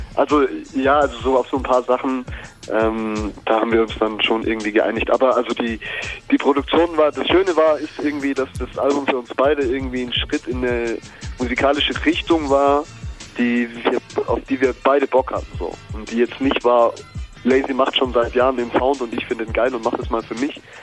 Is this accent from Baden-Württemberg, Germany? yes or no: yes; near Stuttgart, Baden-Württemberg, Germany; also born or lived in Ulm; in der Nähe von Stuttgart hatte ich meine Kindheit und 2002 bin ich mit meiner Familie nach ähm, nach Ulm gezogen